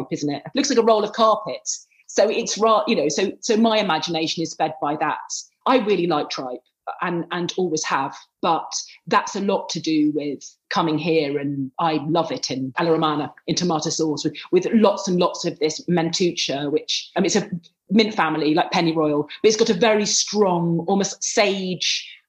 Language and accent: English; England, United Kingdom; moved away as an adult; also born or lived in Lancashire; now in Rome, Italy; I'm including myself as an English food writer